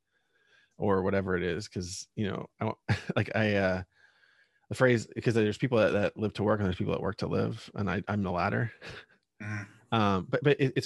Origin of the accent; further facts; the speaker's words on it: Pennsylvania, United States; I grew up in Pennsylvania, and there's a lot of old coal mining and steel